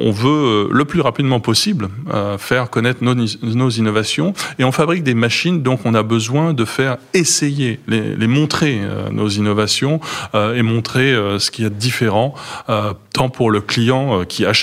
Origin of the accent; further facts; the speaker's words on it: France; Moi, je suis français.